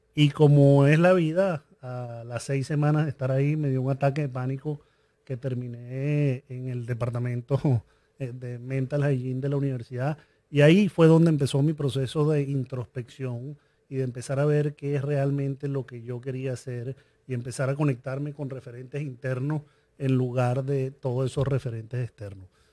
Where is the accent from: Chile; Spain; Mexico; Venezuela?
Venezuela; yo crecí en Venezuela